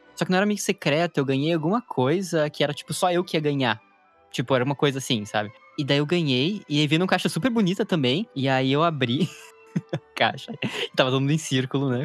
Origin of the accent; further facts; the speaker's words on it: Curitiba, Paraná, Brazil; moved away; also born or lived in Porto Alegre; depois que eu me mudei para Porto Alegre, que eu sou de Curitiba